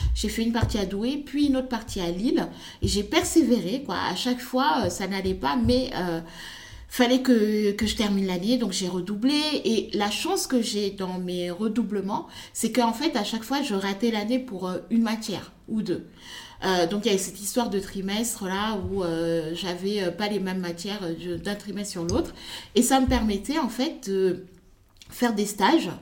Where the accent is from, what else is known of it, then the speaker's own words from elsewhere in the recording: Senegal; moved away; also born or lived in Congo; je suis née, j'ai grandi au Sénégal